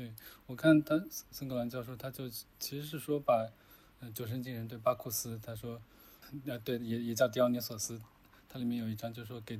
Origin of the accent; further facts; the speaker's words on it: China; 因为我们中国人嘛，所谓的酒桌文化